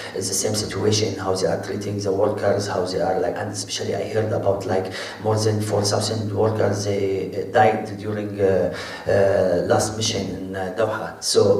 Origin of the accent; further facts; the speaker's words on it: Syria; English is a second language; moved away; also born or lived in Lebanon; I came from Syria